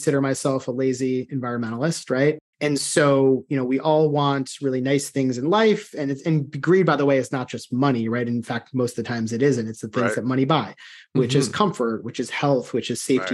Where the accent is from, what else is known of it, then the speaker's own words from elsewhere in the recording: outside of Chicago, Illinois, United States; moved away; growing up outside of Chicago